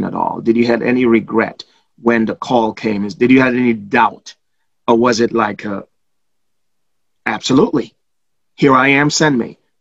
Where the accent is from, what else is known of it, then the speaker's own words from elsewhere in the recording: Trinidad & Tobago; moved away; also born or lived in Chicago; I was born in Trinidad, but I became a man in Chicago.